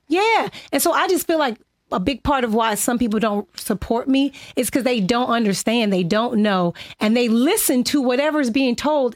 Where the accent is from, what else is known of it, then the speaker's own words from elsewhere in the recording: Inglewood, California, United States; I'm from Inglewood, California